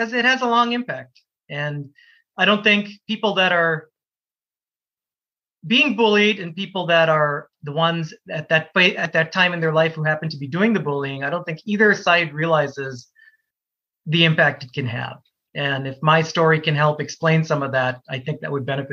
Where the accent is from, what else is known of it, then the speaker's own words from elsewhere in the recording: Minnesota, United States; also born or lived in Canada; growing up where I grew up in Minnesota